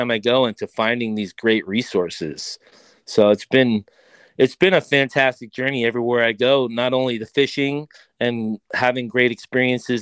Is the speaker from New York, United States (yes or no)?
yes; Long Island, New York, United States; moved away; also born or lived in Colorado; I grew up on Long Island